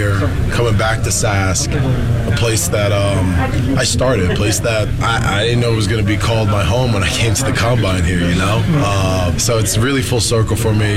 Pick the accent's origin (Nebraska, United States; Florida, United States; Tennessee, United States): Florida, United States; also born or lived in North Jersey / Regina; now in Toronto, Canada; I was born in North Jersey and I was raised in Florida